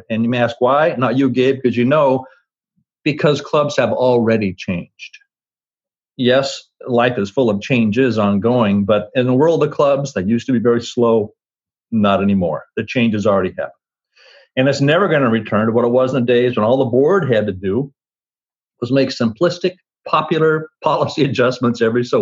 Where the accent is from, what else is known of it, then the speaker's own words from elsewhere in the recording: Twin Falls, Idaho, United States; When I was a kid growing up in Twin Falls, Idaho